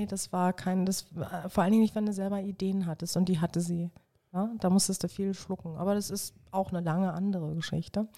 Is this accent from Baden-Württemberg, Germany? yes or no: no; Berlin, Germany; ich bin ein Südberliner Kind und habe mit dem Fußball an die bunt bemalte Mauer gespielt